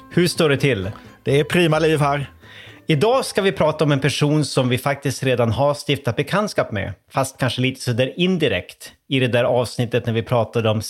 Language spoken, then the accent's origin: Swedish; Sweden; jag var svensk gästforskare i Köpenhamn i början av 00-talet